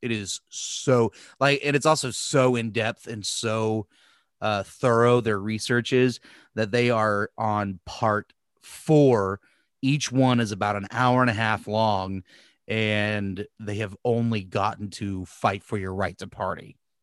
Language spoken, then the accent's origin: English; United States; as an American